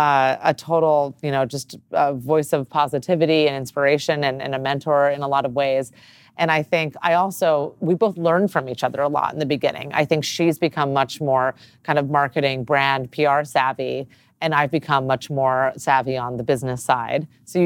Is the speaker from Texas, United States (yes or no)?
no; Los Angeles, California, United States; born or raised there